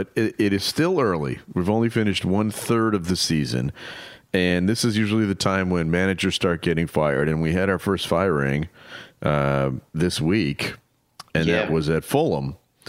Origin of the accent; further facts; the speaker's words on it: United States; as an American